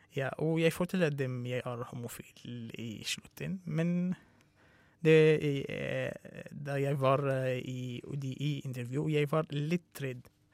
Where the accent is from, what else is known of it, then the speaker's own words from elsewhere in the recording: Syria; Norwegian is a second language; moved away as an adult; also born or lived in Russia; now in Norway; jeg kommer fra Syria.